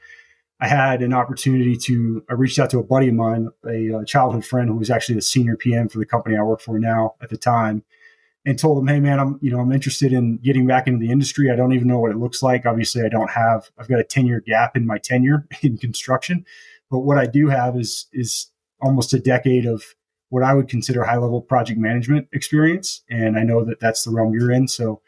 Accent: Texas, United States; moved away as an adult; now in Colorado, United States; We're both originally from Texas.

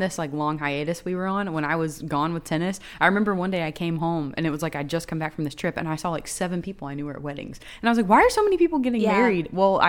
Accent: the South, United States; growing up in the South

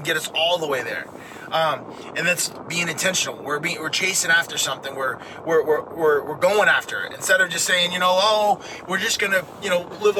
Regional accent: Maine, United States; the house that I grew up in Maine, my dad owned it

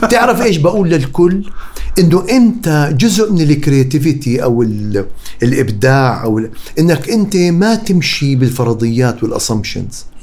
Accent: Amman, Amman Governorate, Jordan; also born or lived in Qatar; لا انا كبرت بقطر وبعدين بالاردن اوكي انا عيش ربيت بالويبدي انا جبل بحبه بحبه بحبه كثير

